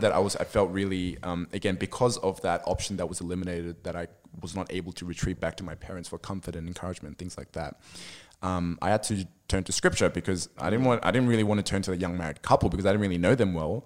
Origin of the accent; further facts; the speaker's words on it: Sydney, New South Wales, Australia; also born or lived in Lebanon; I grew up in Sydney, I was born here and raised here